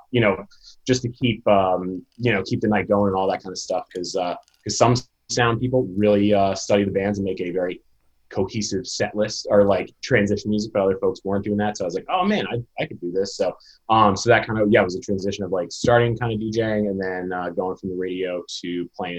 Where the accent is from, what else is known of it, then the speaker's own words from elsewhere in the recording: Rhode Island, United States; also born or lived in Marion, Massachusetts; I'm from Rhode Island